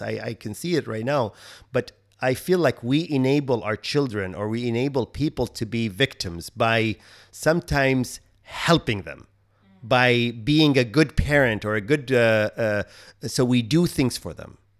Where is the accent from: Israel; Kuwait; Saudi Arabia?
Kuwait; moved away; I'm from Kuwait